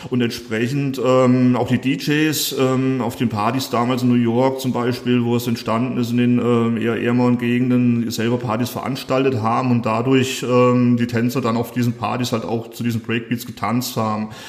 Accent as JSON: {"language": "German", "town": "Fulda", "region": "Hesse", "country": "Germany", "said": "Ich komme sogar aus Fulda, bin ich wie andere vielleicht hergezogen oder wegen Studium äh, etc. hier in Fulda gelandet, sondern komme ursprünglich aus Fulda direkt."}